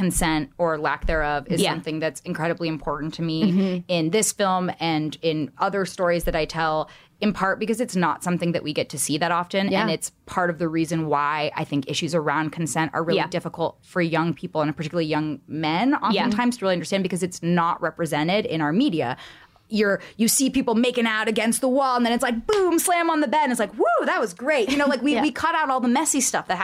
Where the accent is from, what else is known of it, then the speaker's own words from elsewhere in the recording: California, United States; growing up in California, I was always a designated driver